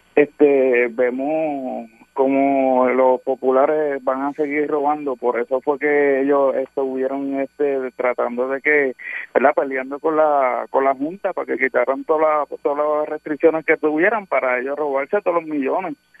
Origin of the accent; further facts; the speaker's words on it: Guayanilla, Puerto Rico; yo soy de Guayanilla, Puerto Rico, pastor